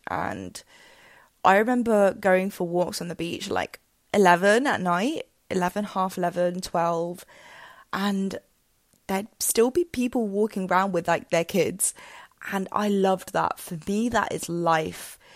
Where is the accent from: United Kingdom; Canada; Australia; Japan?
United Kingdom; England; moved away as an adult; now in Spain; I'd lived and grown up in England since I was two, um, and lived there for, yeah, basically all my life for about twenty-one years.